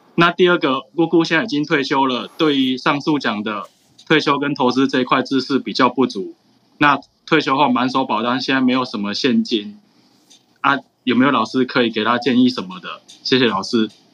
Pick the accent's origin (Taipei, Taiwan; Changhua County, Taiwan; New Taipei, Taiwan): Changhua County, Taiwan; 我是来自台湾彰化的